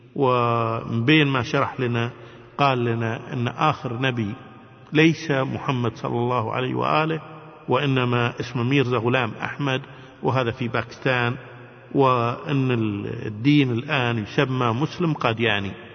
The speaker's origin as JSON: {"language": "Arabic", "country": "Kuwait", "said": "احنا من الكويت"}